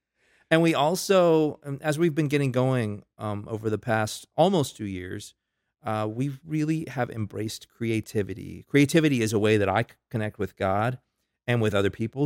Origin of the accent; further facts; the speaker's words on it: Tampa, Florida, United States; moved away as an adult; now in Lincolnton, United States; I'm originally from Florida. That's where I gr-, I'm a native Floridian.